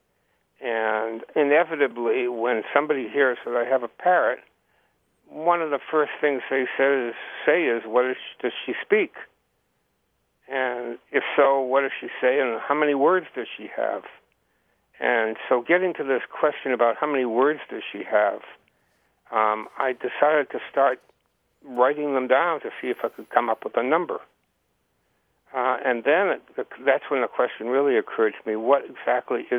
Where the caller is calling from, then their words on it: Hartland, Vermont, United States; I'm calling from Heartland, Vermont